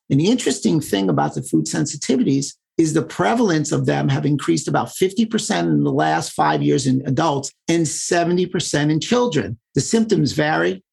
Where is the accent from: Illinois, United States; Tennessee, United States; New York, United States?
New York, United States; New York City; I grew up in New York City, so we were very diverse